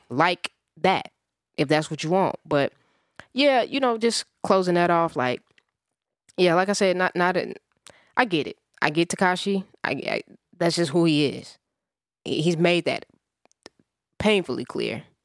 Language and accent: English; Midwest, United States; I'm a Midwesterner